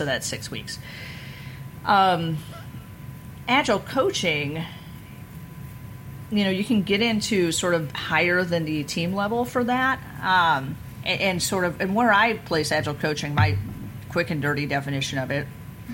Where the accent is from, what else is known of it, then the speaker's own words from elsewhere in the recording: Missouri, United States; I'm from Missouri, the show me state